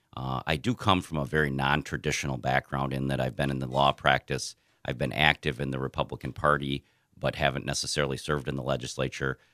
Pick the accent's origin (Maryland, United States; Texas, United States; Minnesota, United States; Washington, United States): Minnesota, United States; Jackson; also born or lived in Albert Lea, Minnesota; I'm a Southern Minnesota, uh, native. I've lived here my entire, you know, my entire life. I grew up in Jackson on a farm